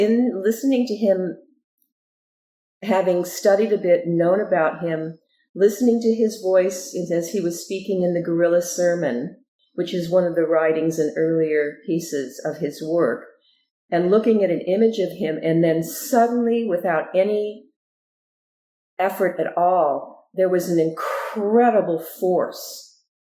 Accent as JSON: {"language": "English", "region": "Southern California", "country": "United States", "tie": "born or raised there", "also_born_or_lived": "Ogden, Utah", "said": "we moved to California, to Southern California, and that's where I grew up."}